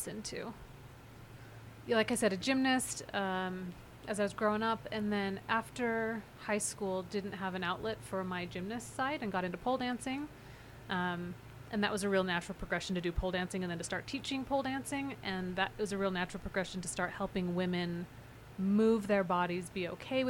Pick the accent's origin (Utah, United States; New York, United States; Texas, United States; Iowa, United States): Utah, United States; Davis County; I grew up in Utah, non-Mormon. I grew up in Davis County, non-Mormon